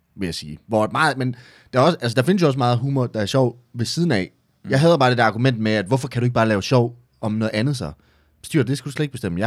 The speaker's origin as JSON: {"language": "Danish", "town": "Esbjerg", "region": "Southern Denmark", "country": "Denmark", "moved": "as an adult", "lives_now": "Herning, Denmark", "said": "Jeg er oprindeligt fra Esbjerg, så flyttede jeg til Herning"}